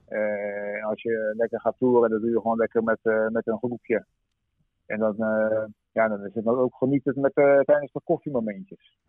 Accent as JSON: {"language": "Dutch", "town": "Ter Aar", "region": "South Holland", "country": "Netherlands", "said": "ik kom uit Ter Aar. Dat is eh, een klein dorpje in Zuid-Holland."}